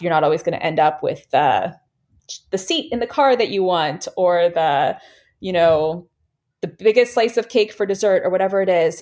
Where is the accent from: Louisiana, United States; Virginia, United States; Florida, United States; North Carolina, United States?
Virginia, United States; moved away as an adult; also born or lived in Bay Area, California; we actually just moved back to Virginia, to our home state from California